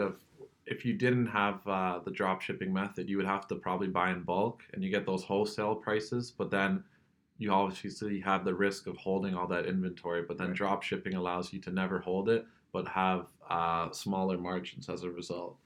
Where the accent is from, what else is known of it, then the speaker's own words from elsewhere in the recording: Kitchener, Ontario, Canada; I'm from the Kitchener Waterloo area, so I've pretty much been exposed to the tech entrepreneur scene my whole life.